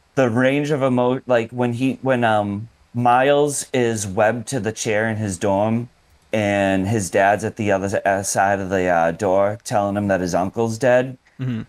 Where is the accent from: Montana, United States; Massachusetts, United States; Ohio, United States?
Massachusetts, United States; Boston; accent: Boston; my Boston accent